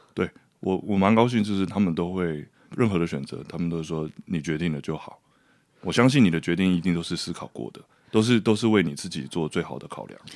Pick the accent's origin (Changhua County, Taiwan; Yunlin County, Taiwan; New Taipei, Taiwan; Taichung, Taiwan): New Taipei, Taiwan; Garden New City, Xindian; 我是出生在山上的花园新城